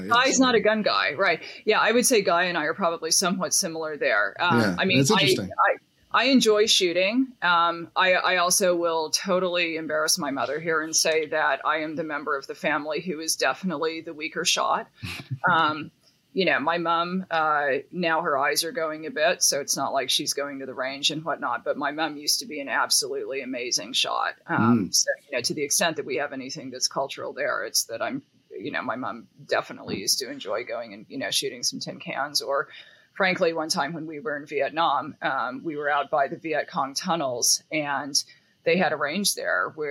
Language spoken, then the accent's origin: English; Seattle, Washington, United States; I grew up like in Western Washington State, like in Seattle